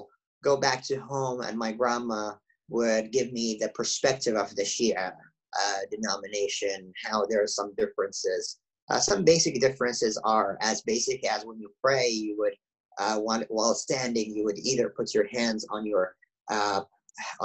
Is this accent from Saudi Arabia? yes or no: yes; Saudi Arabia; moved away; as I grew up in Saudi Arabia, I went through the public education system there